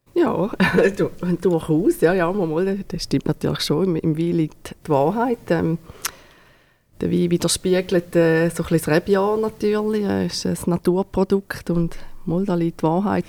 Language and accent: German; Thurgau, Switzerland; now in Neftenbach, Switzerland; ursprünglich äh, sind wir aus dem Thurgau, haben wir noch äh, Rebland äh, im Thurgau